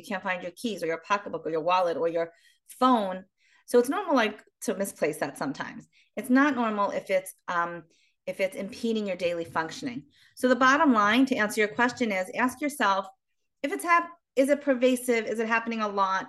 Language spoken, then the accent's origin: English; Baltimore, Maryland, United States; now in Israel; originally, I'm from Baltimore, Maryland, but I live in Israel for many years.